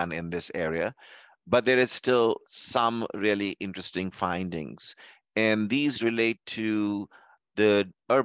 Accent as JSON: {"language": "English", "town": "Louisville", "region": "Kentucky", "country": "United States", "said": "I'm from Louisville, Kentucky"}